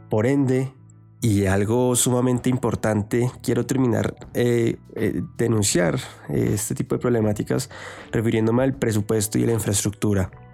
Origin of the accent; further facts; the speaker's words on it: Colombia; tenemos que tener ahorita todos como colombianos